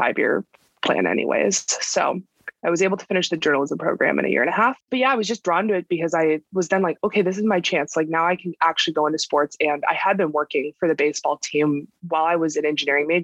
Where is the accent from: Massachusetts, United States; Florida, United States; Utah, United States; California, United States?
California, United States; I was born and raised in California